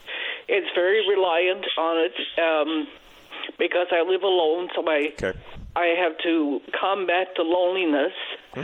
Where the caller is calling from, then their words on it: Gander, Newfoundland and Labrador, Canada; I'm calling from Gander